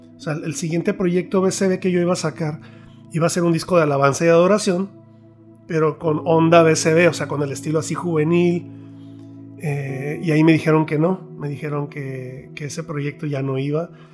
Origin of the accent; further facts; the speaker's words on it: Mexico; yo soy mexicano